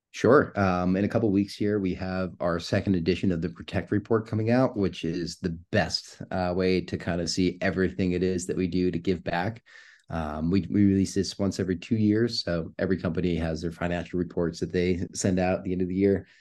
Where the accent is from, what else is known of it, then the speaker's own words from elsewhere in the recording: New York, United States; moved away as an adult; also born or lived in Southern California; now in California, United States; I'm born and raised in New York. I moved out to California four months ago